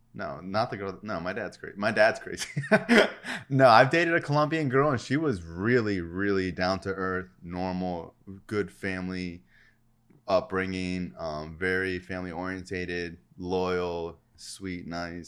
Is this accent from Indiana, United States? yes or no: no; Florida, United States; in Florida, I've probably only met, like, three Mexicans, and I've lived there my whole life